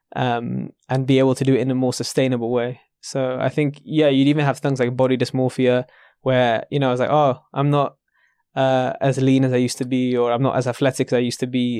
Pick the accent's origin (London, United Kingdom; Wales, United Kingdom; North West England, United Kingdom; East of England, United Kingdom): London, United Kingdom; maybe I'm just a Londoner